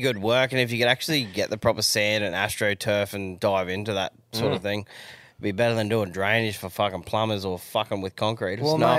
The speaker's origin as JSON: {"language": "English", "country": "Australia", "said": "we're Australian."}